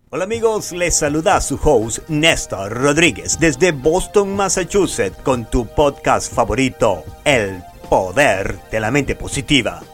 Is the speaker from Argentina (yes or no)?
no; Maracaibo, Zulia, Venezuela; moved away; Yo nací y fui criado en Maracaibo, Venezuela